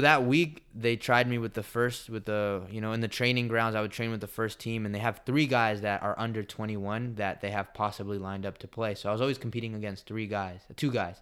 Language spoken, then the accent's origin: English; United States; moved away as an adult; also born or lived in El Salvador; I came from the United States